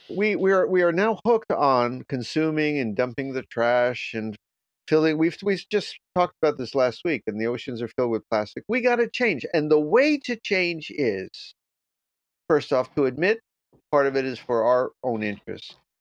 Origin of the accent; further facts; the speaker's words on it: South Florida, United States; I grew up in Florida, a few miles from the beach